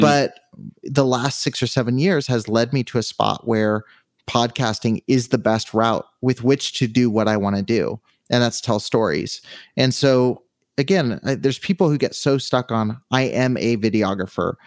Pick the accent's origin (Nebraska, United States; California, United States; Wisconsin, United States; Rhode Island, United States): California, United States; Southern; moved away as an adult; now in Henderson, United States; I've always been on the West Coast, so I grew up in Southern California